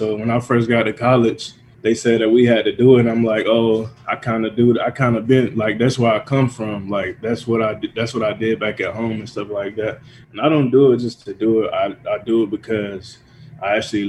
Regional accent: Georgia, United States; now in Minnesota, United States; I'm from Georgia

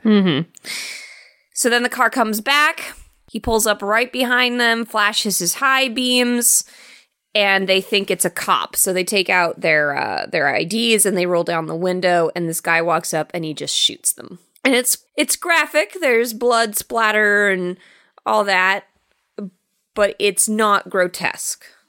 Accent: England, United Kingdom; being an English person

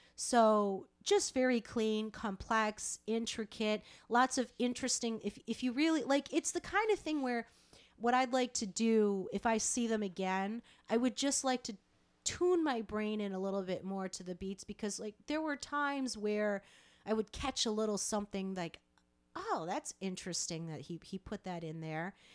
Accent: Rochester, New York, United States; Rochester. Shout out to my hometown

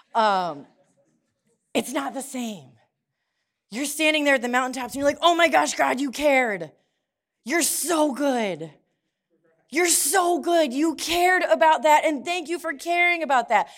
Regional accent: Perry, Ohio, United States; I grew up in Perry and, like, the top of Jackson Avenue

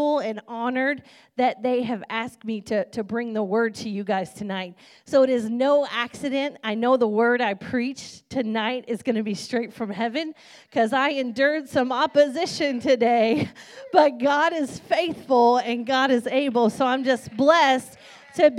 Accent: Kentucky, United States; I'm a country girl. I'm from Kentucky

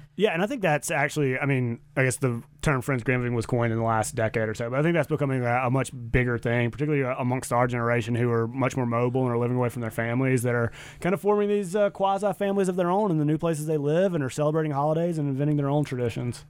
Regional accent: the South, United States; now in Boise, United States; I'm from the South

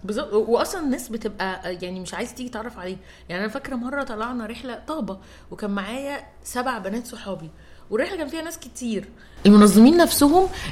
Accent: Egypt; عندنا في مصر كوميونيتيز كتير قوي

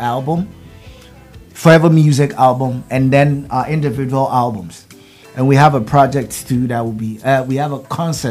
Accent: Greater Accra, Ghana; I'm from Great Accra. Yeah. Great Accra. Yeah, that's where I'm from.

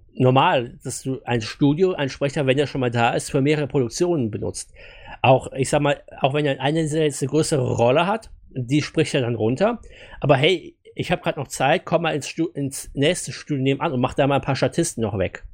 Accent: Germany; wir hier als Deutsche

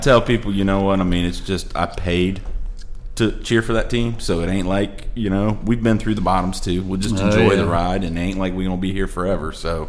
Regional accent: the Dakotas, United States; now in the Carolinas, United States; we grew up in the Dakotas

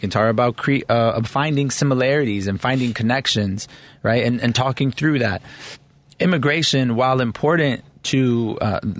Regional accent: Chicago, Illinois, United States; I was raised in Pilsen. My parents are both immigrants

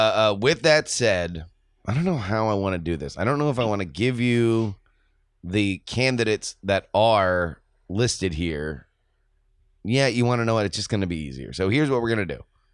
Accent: New York, United States; Well, I'm from New York, so of course we need ….

